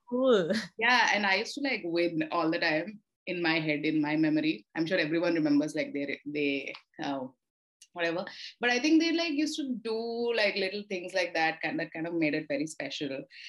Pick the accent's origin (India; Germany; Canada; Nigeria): India; Visakhapatnam, Andhra Pradesh; I grew up in Vizag